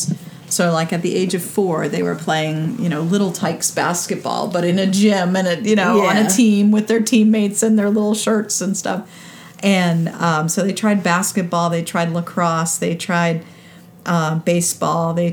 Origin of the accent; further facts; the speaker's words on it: Philadelphia, Pennsylvania, United States; I grew up in Philadelphia when the Flyers were winning Stanley Cups